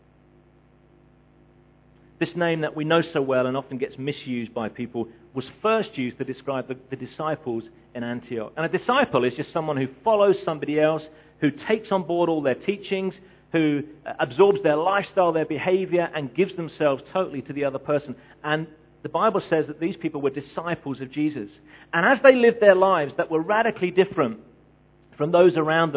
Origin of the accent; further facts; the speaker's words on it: England, United Kingdom; I'm English